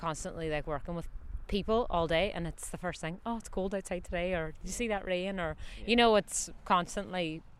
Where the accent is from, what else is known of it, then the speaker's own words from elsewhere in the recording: County Donegal, Ireland; So I'm from Donegal. I'm kind of probably the nearest place to Iceland. It's the north of Ireland.